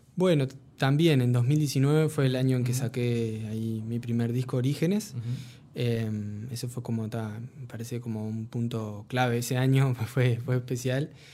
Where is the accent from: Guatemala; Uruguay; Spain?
Uruguay; soy el primer uruguayo que gana una beca de la Fundación Latin Grammy